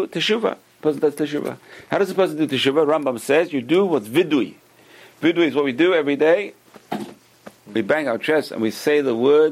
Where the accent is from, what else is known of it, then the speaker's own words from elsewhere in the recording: London, United Kingdom; I used to be a kid in London, growing up in London